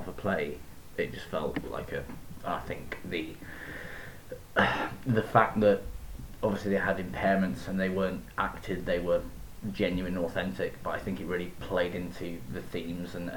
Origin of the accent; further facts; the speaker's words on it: Yorkshire and the Humber, United Kingdom; moved away as an adult; now in Belfast, United Kingdom; I'm from Yorkshire. I've lived in Belfast since I was 18.